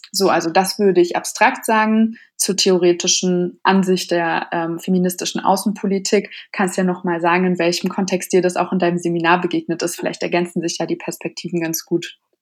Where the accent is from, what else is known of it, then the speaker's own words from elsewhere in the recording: Berlin, Germany; ich bin ursprünglich aus Berlin